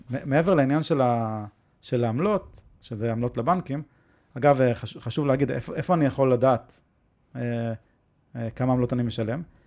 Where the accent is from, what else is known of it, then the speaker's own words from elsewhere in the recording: Israel; אנחנו נולדנו בישראל